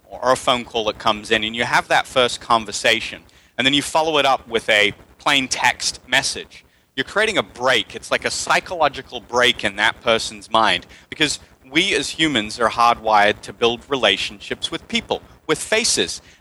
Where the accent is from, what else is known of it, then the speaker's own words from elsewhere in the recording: England, United Kingdom; also born or lived in United States; now in Panama; Uh, I am English, but I've lived in the States for half my life, and now I'm in Latin America, Panama, so you might hear me blurt out some Spanglish here as well.